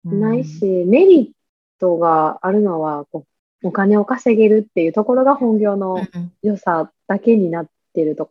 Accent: Kansai, Japan

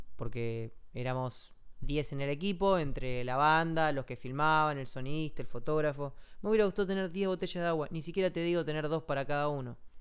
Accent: Comodoro Rivadavia, Chubut, Argentina; moved away; Comodoro, que es mi ciudad natal

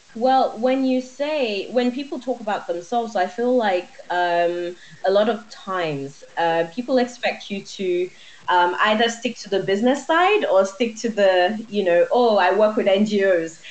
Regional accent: Nigeria; I'm Nigerian

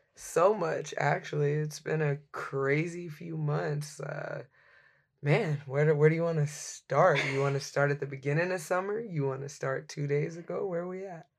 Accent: Dallas, Texas, United States; now in Seattle, United States; I'm originally from Dallas, Texas.

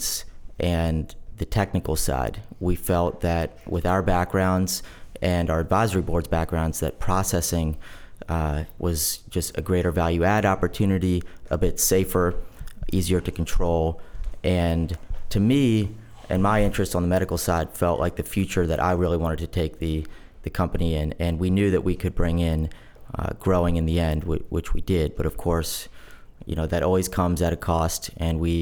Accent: Bethesda, Maryland, United States; also born or lived in Miami, Florida / Annapolis, Maryland; I grew up in Bethesda, Maryland, in Montgomery County.

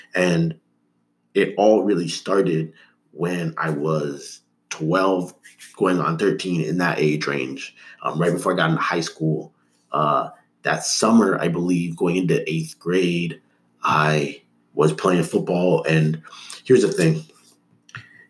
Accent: Toronto, Ontario, Canada; also born or lived in Markham; I grew up, like when I was really young, I grew up in Toronto. But once I was 10 years old, my parents, so the year 2000, we moved up to Markham, which was a suburb

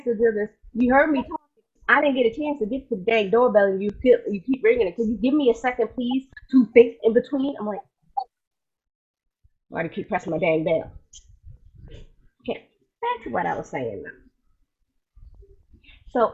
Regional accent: New York City, New York, United States; a girl from Brooklyn who is still here

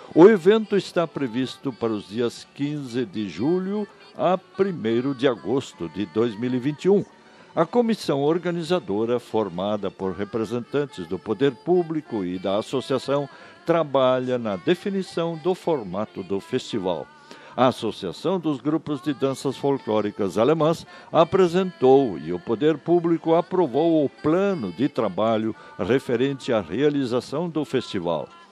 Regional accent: Brazil; Falar bem o português é nossa obrigação como brasileiros

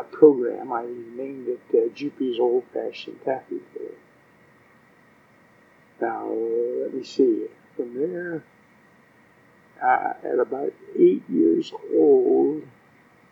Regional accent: Greenville, Pennsylvania, United States; I was born in Greenville, Pennsylvania, on November the 18th, 1927

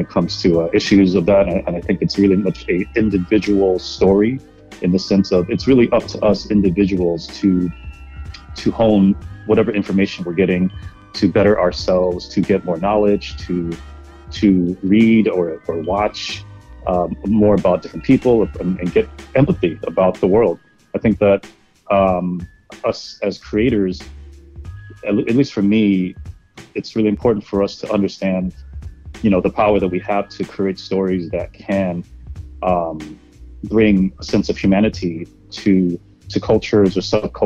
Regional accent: United States; also born or lived in New York; as an Asian American, living here in New York

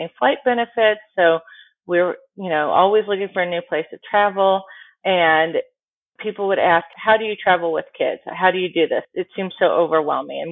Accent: Tempe, Arizona, United States; also born or lived in San Diego / Chicago; now in Dallas, United States; I'm actually from Arizona. I grew up in a town called Tempe.

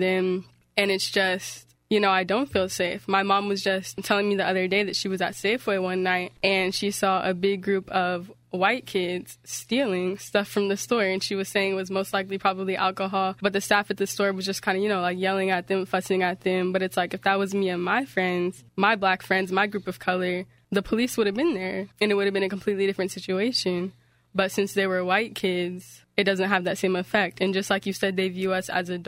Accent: Oakland, California, United States; I'm also from Oakland

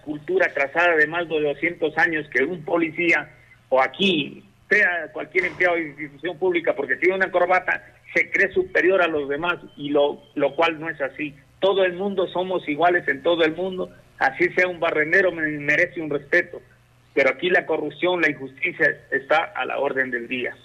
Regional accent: Malacatos, Loja, Ecuador; also born or lived in Europe; yo soy de Molacatus

